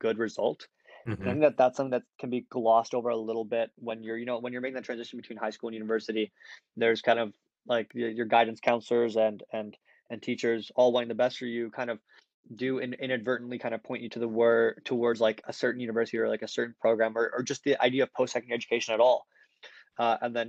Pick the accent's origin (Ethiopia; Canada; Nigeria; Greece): Canada; Vancouver, British Columbia; moved away as an adult; also born or lived in India / Seattle / Kingston, Ontario; I was born in India, and then I lived there for 5 years, and then I moved to Seattle, and I lived there between the ages of between kindergarten grade 4, and then midway through grade 4, I moved to Vancouver. and it's where I've been all the way through grade 12 until I went to Queens.